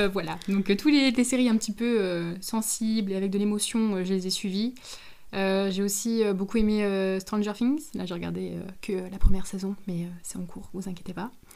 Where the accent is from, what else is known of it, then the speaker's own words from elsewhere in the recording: Moselle, Grand Est, France; on vient de Moselle